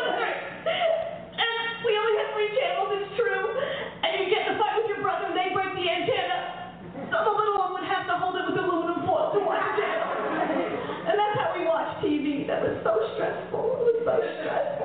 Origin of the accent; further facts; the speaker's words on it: New York City, New York, United States; also born or lived in Mayagüez, Puerto Rico; growing up Puerto Rican and Italian in New York City